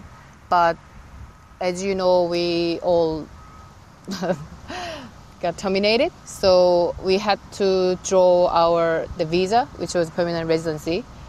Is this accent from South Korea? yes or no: yes; South Korea; moved away as an adult; now in Australia; I'm originally from Korea, South Korea. And I worked there as a chef in Korea like for 8 years before I came to Australia.